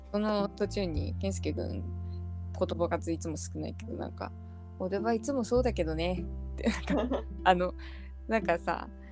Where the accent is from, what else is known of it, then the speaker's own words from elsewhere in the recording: Toyama, Japan; 富山県ですって言って